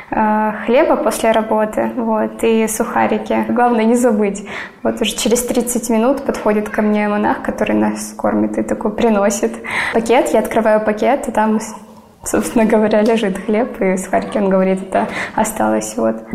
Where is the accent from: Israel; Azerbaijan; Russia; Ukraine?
Ukraine; Donetsk, Donetsk Oblast; Я родилась и выросла в Донецке из-за эти 8 лет я все равно не уезжала.